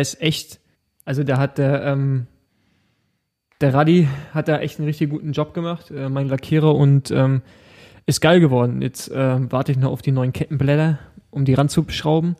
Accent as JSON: {"language": "German", "region": "East Germany", "country": "Germany", "said": "bei uns im Osten"}